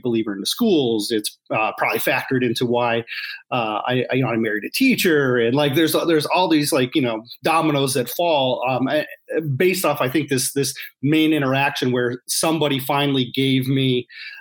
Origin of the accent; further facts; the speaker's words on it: suburbs of Detroit, Michigan, United States; I grew up in the area, in the suburbs of Detroit